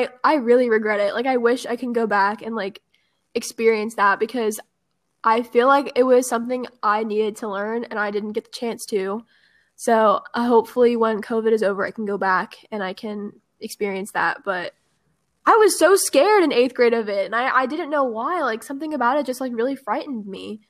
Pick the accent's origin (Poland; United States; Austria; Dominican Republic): United States; Georgia; my home state